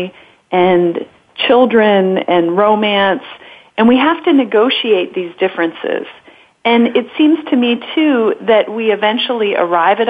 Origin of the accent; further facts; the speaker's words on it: Southern California, United States; moved away; I was raised in Southern California